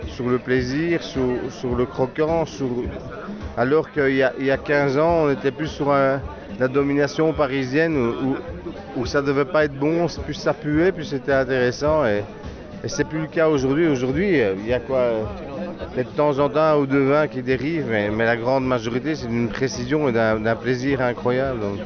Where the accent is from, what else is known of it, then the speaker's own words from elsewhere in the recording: Belgium; je viens de Belgique et que je suis en Alsace